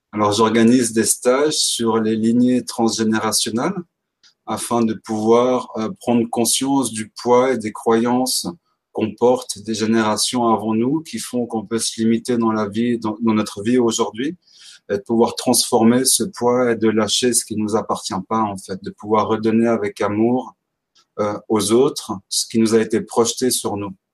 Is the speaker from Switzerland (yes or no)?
yes; Switzerland; j'ai 31 ans, je viens de Suisse.